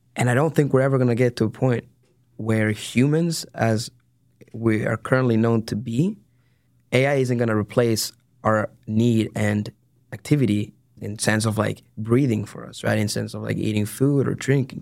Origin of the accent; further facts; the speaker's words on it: San Diego, California, United States; moved away as an adult; now in Dallas, United States; I am originally from San Diego, California